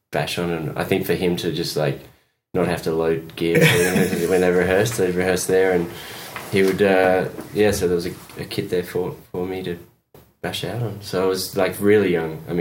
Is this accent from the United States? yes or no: no; Essex, East of England, United Kingdom; moved away; also born or lived in Perth, Western Australia, Australia / Bermondsey, London, England; I grew up in London in Bermondsey, and then I moved to Essex Essex.